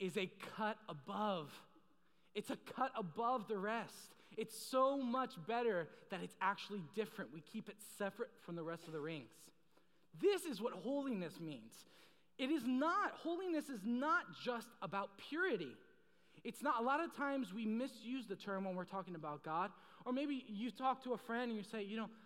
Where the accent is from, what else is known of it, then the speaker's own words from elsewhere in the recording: Maryland, United States; I am from the great state of Maryland